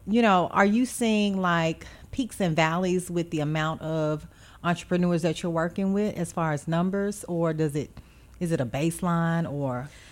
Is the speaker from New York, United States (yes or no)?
no; Beaumont, Texas, United States; now in Memphis, United States; I'm originally from Beaumont, Texas